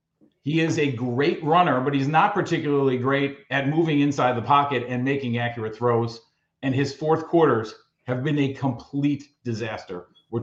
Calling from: Naperville, Illinois, United States; I am in Naperville.

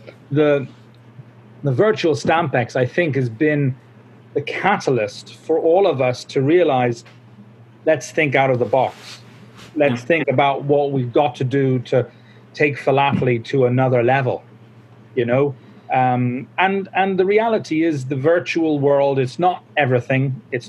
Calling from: Dundrum, Northern Ireland, United Kingdom

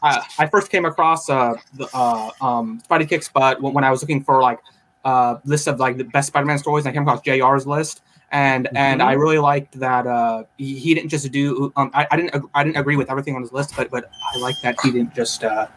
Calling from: Fresno, California, United States; I am calling from Fresno, California, from my own room.

